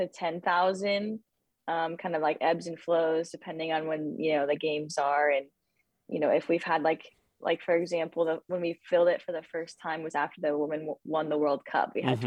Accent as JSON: {"language": "English", "region": "California", "country": "United States", "tie": "born or raised there", "also_born_or_lived": "St. George, Utah / Arizona", "said": "growing up in Southern California was very different from, you know, St. George, Utah, and then from St. George, Utah to Arizona."}